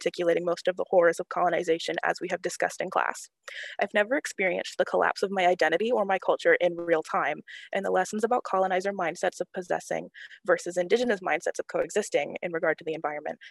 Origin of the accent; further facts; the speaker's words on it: Jacksonville, North Carolina, United States; I'm a senior from Jacksonville, North Carolina